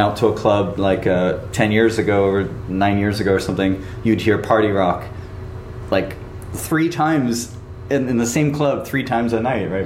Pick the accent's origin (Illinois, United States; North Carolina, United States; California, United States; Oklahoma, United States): California, United States; Southern; also born or lived in Burbank; now in Tokyo, Japan; grew up in in uh, Southern California